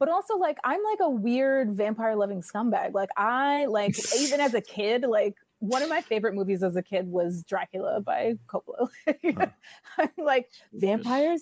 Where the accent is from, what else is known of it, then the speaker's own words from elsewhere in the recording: New York City, New York, United States; I grew up in New York City